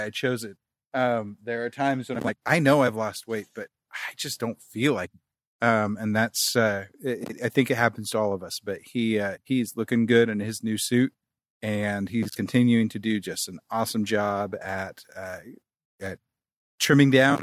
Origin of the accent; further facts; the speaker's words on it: Kansas City, United States; moved away; growing up in Kansas City